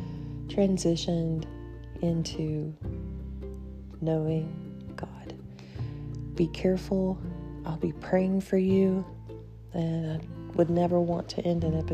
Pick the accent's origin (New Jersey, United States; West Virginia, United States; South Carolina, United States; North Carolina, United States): West Virginia, United States; Logan; now in Beckley, United States; my hometown, where I was born and raised